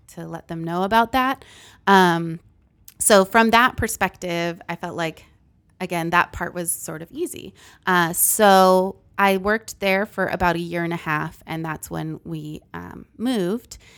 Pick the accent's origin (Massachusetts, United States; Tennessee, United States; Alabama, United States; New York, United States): Massachusetts, United States; moved away as an adult; also born or lived in Philippines / Texas; I'm originally from Massachusetts, so I moved to Texas